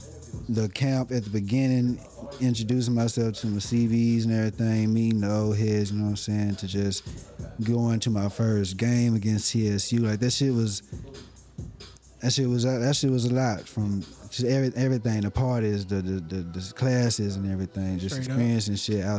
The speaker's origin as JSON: {"language": "English", "town": "Dallas", "region": "Texas", "country": "United States", "said": "I'm from Dallas, Texas, man. Oak Cliff to be specific."}